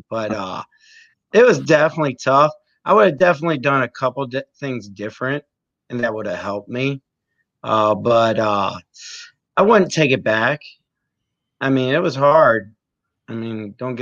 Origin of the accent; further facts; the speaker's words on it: Great Bridge, Virginia, United States; also born or lived in Portsmouth, Virginia; I moved to Great Bridge in fourth grade. Mm-hmm. And I moved from Portsmouth